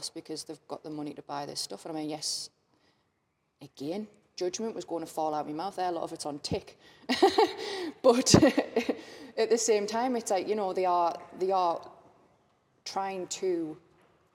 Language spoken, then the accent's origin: English; Sunderland, North East England, United Kingdom; accent: Mackem; I revert back to me sort of young Macam self